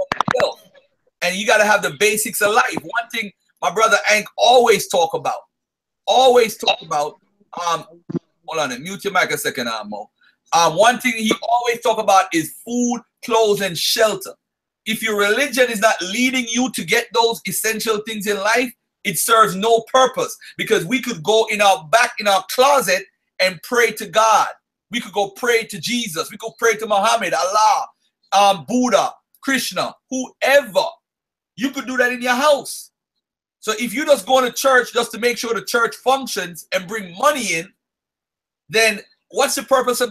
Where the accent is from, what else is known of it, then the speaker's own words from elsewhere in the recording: Jamaica; I was born in Jamaica